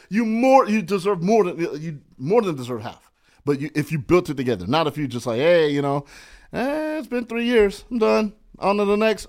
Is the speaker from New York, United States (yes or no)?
no; San Bernardino, California, United States; now in Los Angeles, United States; I grew up in San Bernardino. I'm a I E guy